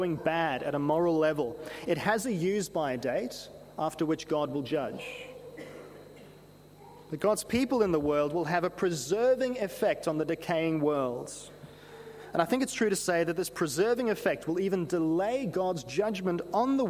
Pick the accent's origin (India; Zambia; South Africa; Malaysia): South Africa; Growing up in South Africa